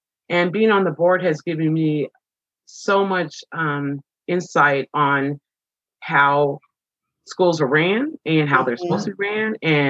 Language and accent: English; Fullerton, California, United States; Yeah. South Fullerton.